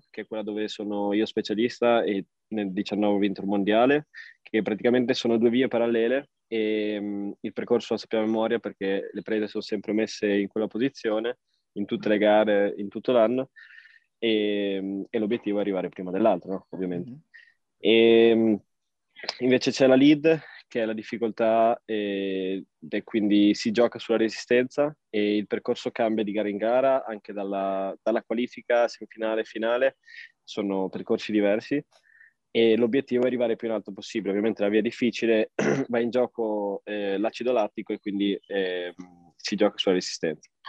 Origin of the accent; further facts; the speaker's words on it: Vignola, Emilia-Romagna, Italy; also born or lived in Trento; now in Trentino, Italy; Sono nato originario a Trento e adesso sono di nuovo tornato eh, tre, in, in Trentino, però ho vissuto maggior parte della mia vita a Vignola, che è in provincia di Modena.